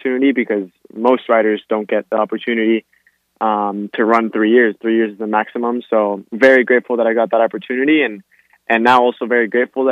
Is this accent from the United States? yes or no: yes; Miami, Florida, United States; I was born here in Miami, Florida, but both of my parents are Argentinian